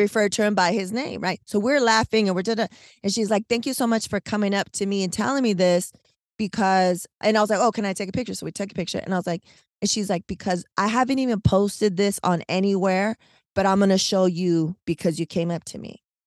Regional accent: San Diego, California, United States; born or raised there; moved away

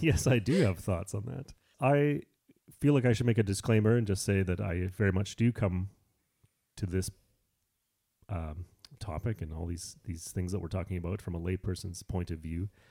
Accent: Canada; I'm Canadian

